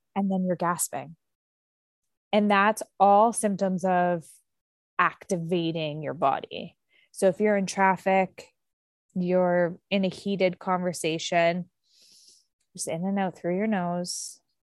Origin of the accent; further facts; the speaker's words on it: Canada; I'm Canadian